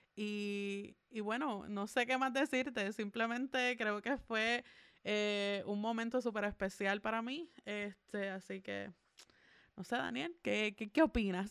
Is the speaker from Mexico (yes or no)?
no; Puerto Rico; como puertorriqueña